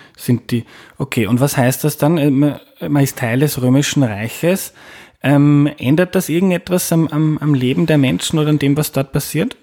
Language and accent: German; Austria; ich bin Österreicher